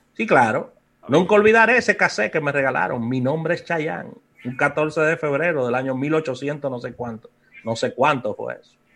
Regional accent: Dominican Republic; nuestro país

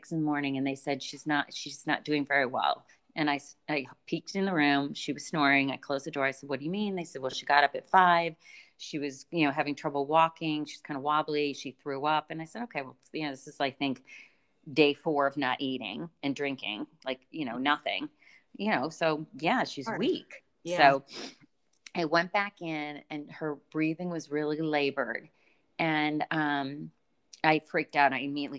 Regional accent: Boston, Massachusetts, United States; moved away; I'm from Boston

